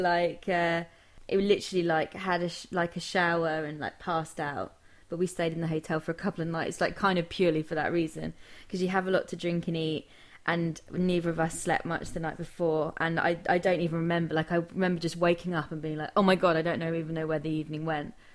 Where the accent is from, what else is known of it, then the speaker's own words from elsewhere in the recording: Yateley, South East England, United Kingdom; Jimmy Price is a man who I grew up with in my hometown of Yateley, Hampshire